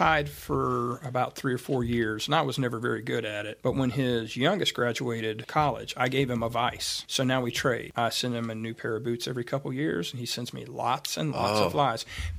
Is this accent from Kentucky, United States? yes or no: no; Atlanta, Georgia, United States; We grew up fishing trout on the Hooch in Atlanta.